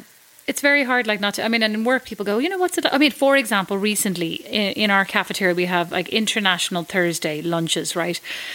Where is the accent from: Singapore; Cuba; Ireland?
Ireland; moved away as an adult; now in New York, United States; How long have I not been in Ireland? What age am I? 35? 40 since I was like 20 one or two, so like 19 years.